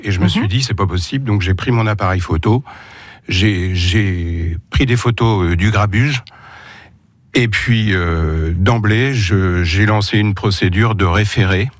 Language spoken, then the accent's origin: French; Torigni-sur-Vire, Normandy, France; moved away; quand on est né, comme c'est mon cas à Torigny